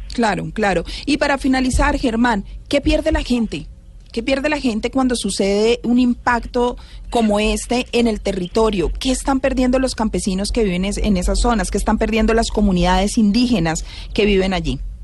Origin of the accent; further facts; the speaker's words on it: Colombia; somos los colombianos